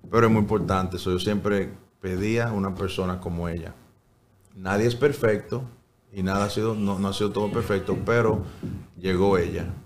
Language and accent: Spanish; Dominican Republic; El más bonito fuera cuando nos juntábamos todos a cenar. Eh, no todos los días, pero muy frecuente. Que está todo el tío, el primo, la vecina, el gato, el perro ahí.